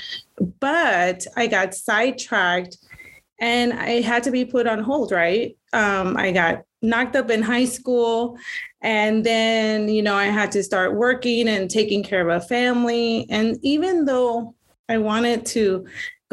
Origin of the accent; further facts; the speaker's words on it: Elsa, Texas, United States; moved away as an adult; also born or lived in Iowa; I am originally from Elsa, Texas, graduated in 97 and then moved to Iowa for about 20 years